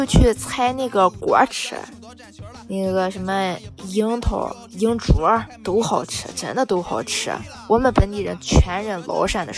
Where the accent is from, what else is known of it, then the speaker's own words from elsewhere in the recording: Qingdao, Shandong, China; 一个地道青岛小妹儿。那么今天哈，我就跟恁絮叨絮叨青岛方言。首先啊，我相信大家肯定对我们青岛话不陌生。